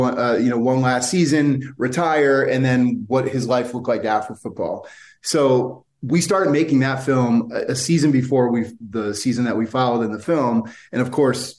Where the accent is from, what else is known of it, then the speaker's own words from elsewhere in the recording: New Jersey, United States; now in Philadelphia, United States; I actually grew up in North Jersey